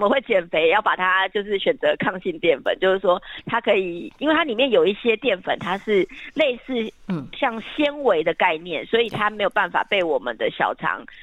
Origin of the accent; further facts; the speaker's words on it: southern Taiwan, Taiwan; 因为我自己本身我家乡在南部嘛